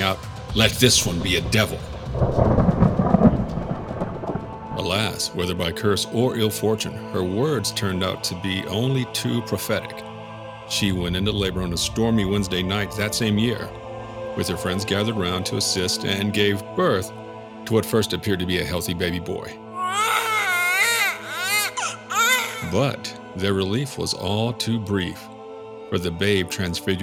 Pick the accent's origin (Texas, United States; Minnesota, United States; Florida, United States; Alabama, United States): Texas, United States; we're from Texas